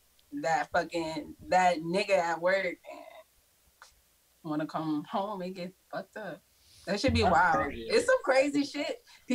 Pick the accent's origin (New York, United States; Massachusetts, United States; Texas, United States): Texas, United States; San Antonio; now in Houston, United States; I'm from San Antonio. I live on the side of Houston.